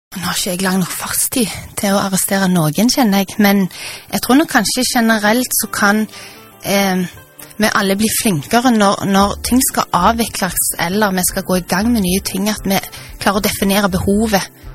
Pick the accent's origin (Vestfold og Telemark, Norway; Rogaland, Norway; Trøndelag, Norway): Rogaland, Norway; Stavanger; det er jo hjemstedet mitt. Jeg har bodd her siden jeg var seks år